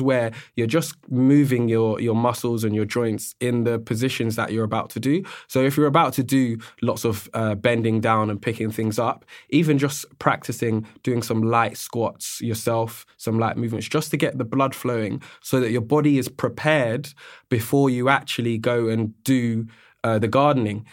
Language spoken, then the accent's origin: English; London, United Kingdom; also born or lived in Australia; I'm born and raised in London